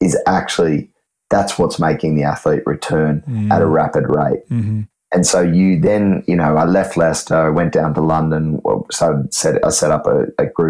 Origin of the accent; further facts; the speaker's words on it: Australia; now in Sydney, Australia; me being an Aussie